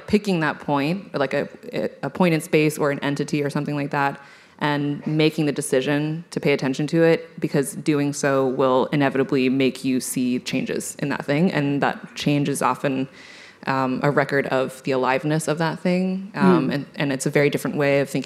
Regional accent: California, United States; I'm from California

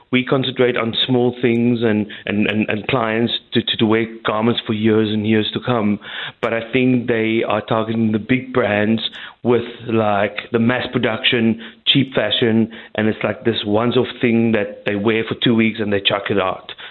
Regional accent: South Africa; I'm uh, ashamed to be South African.

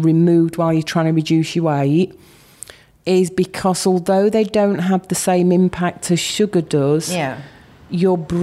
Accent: Yorkshire and the Humber, United Kingdom; I'm from Yorkshire.

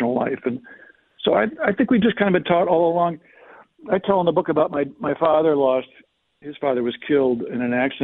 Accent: Chicago, Illinois, United States; I grew up in Chicago

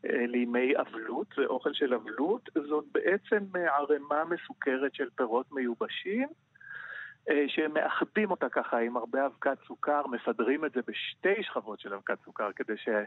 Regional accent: Jerusalem, Jerusalem District, Israel; אני גדלתי בירושלים, עשיתי אוניברסיטה בירושלים, אה, ביליתי שנים רבות במטבח הביתי

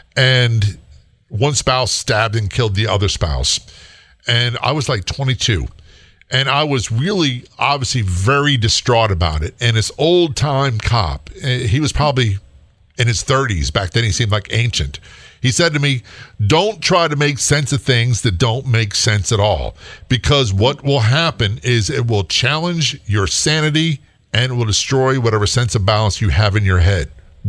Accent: Norfolk, Virginia, United States; By the way, I grew up in Norfolk, Virginia, so my dad's career Navy, and so I wasn't far from that area.

